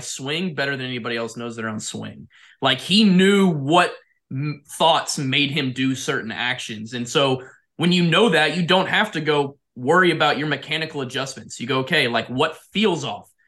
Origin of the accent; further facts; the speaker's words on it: Jupiter, Florida, United States; I grew up in Jupiter